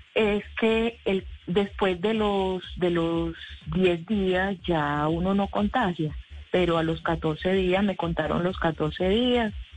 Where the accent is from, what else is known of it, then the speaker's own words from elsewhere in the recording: Montería, Córdoba, Colombia; moved away as an adult; yo soy, yo soy eh, de Montería, ¿cierto? Y bueno, vivimos, yo vivo acá ya hace 12 años.